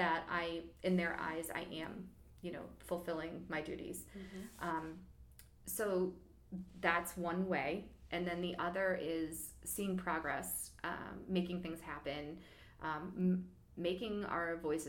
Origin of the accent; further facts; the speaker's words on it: Geauga County, Ohio, United States; moved away as an adult; now in Cuyahoga Falls, United States; I did not grow up in Cuyahoga Falls. I grew up in Geauga County in Amish country